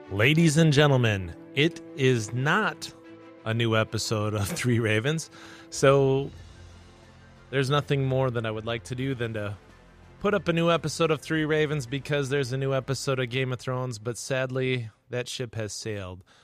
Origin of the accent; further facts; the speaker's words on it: Webster, South Dakota, United States; my hometown of Webster